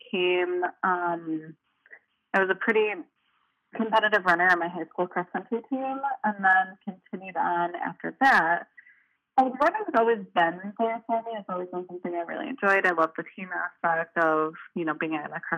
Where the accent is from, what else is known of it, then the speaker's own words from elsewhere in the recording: Chicagoland suburbs, Illinois, United States; moved away as an adult; now in Milwaukee, United States; I am originally from the Chicagoland suburbs, and then I went to Marquette and then stayed in Milwaukee ever since